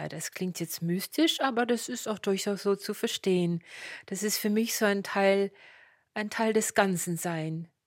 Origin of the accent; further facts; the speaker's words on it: Luxembourg; now in Germany; Also ich bin Luxemburgerin und damit hätte ich drei Muttersprachen, Deutsch, Französisch und Luxemburgisch.